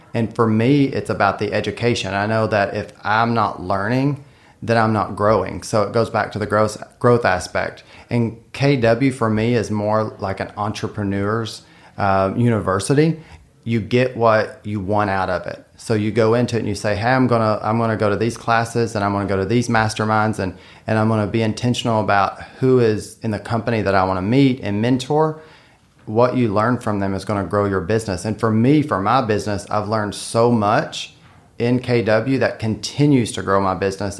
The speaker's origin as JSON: {"language": "English", "region": "Western Kentucky", "country": "United States", "lives_now": "Lexington, United States", "said": "I'm from Western Kentucky"}